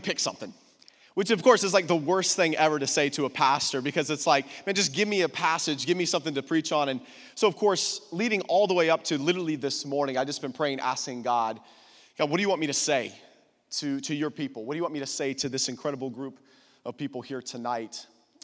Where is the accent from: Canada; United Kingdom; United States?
United States; Austin, Texas; I come from Austin, Texas, the great country of Texas